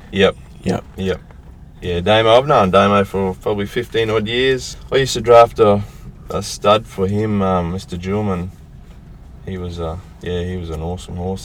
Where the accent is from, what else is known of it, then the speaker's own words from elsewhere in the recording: north of Rockhampton, Queensland, Australia; north of Rocky, on a place I was about 150 k's north of Rocky